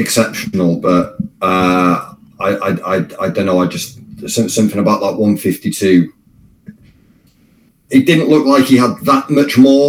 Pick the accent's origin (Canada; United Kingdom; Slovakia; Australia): United Kingdom; Wales; even as a Welshman